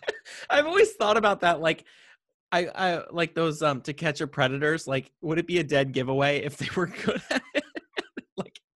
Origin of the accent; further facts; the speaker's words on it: Yellow Springs, Ohio, United States; I was born in Yellow Springs, Ohio